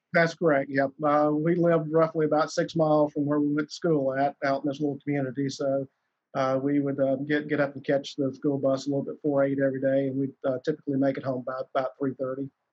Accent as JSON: {"language": "English", "region": "South Alabama", "country": "United States", "tie": "born or raised there", "said": "I, I, grew up down in South Alabama"}